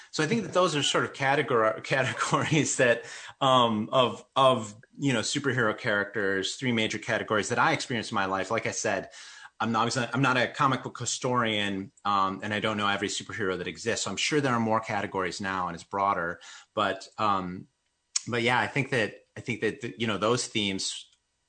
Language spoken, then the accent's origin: English; Wisconsin, United States; I'm Mexican American. I grew up in Wisconsin